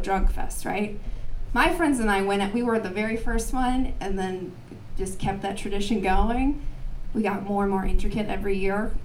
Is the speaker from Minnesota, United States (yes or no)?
yes; Minneapolis, Minnesota, United States; now in Portland, United States; I'm from Minneapolis